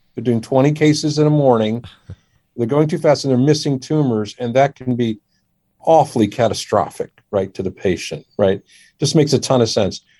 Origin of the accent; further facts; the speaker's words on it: Washington, District of Columbia, United States; also born or lived in India; I grew up in the Washington D.C. area